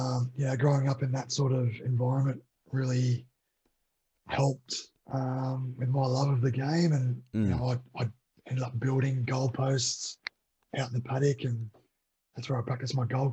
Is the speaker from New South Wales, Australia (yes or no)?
yes; New South Wales, Australia; For me personally, it was great. I grew up out on property.